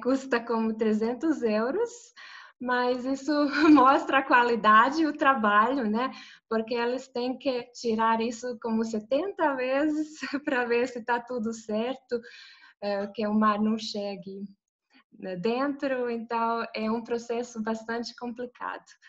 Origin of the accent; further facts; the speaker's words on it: Zagreb, City of Zagreb, Croatia; eu sou de Zagreb, da capital da Croácia.